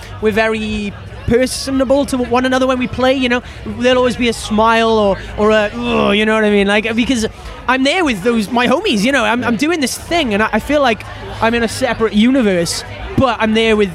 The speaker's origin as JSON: {"language": "English", "region": "Wales", "country": "United Kingdom", "said": "being Welsh"}